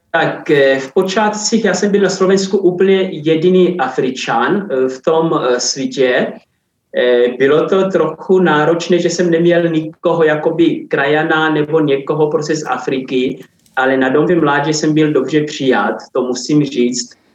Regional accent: Angola; moved away as an adult; now in Czech Republic; pořád se cítím zároveň i jako Angolán

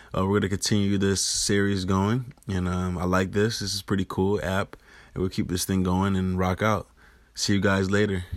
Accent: Rochester, New York, United States; internships in high school with news stations in my hometown of Rochester, New York

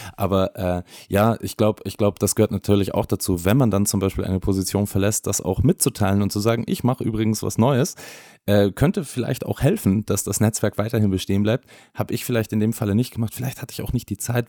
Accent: Bavaria, Germany; ich bin aus Bayern

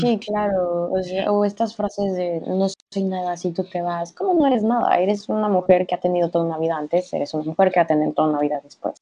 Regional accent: Mexico; soy mexicana, en un México patriarcal y machista

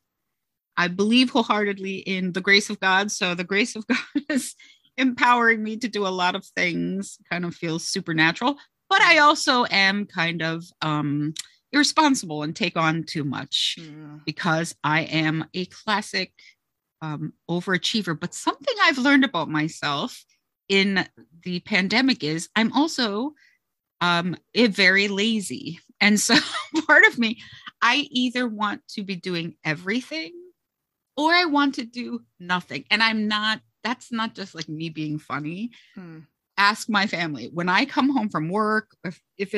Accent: South Florida, United States; moved away as an adult; now in southern New Jersey, United States; I am originally and proudly from South Florida, where I was born and raised and lived for the first 21 years

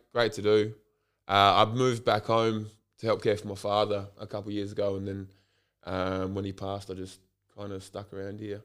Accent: Port Adelaide, South Australia, Australia; also born or lived in Waitangi, New Zealand; I was born and raised in Port Adelaide

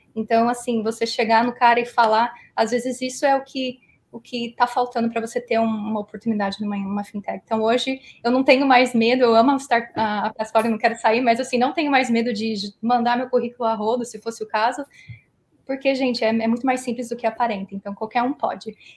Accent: Philadelphia, Pennsylvania, United States; moved away as an adult; also born or lived in Brazil; Eu fui lá em 97, fiquei lá 12 anos, mais ou menos. Então, criei todos os meus pilares de cultura e, e sociais em Filadélfia

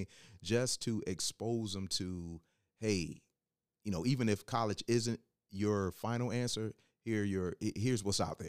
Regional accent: Hampton, Virginia, United States; also born or lived in West Coast; I wasn't born in in Hampton, Virginia, but I was raised in Hampton

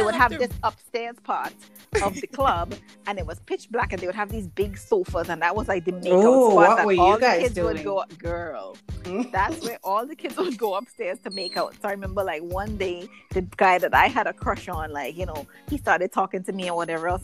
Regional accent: Trinidad & Tobago; The best teenage years growing up in Trinidad ever

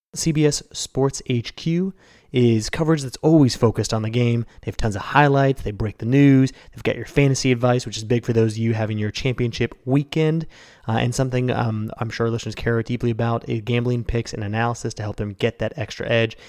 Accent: Evanston, Illinois, United States; in Evanston, Illinois, my hometown

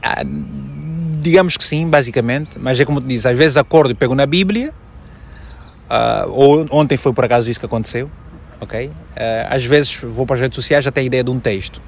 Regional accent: Malanje, Angola; moved away as an adult; also born or lived in Luanda, Angola; now in Portugal; eu só saí de Malange em 2002.

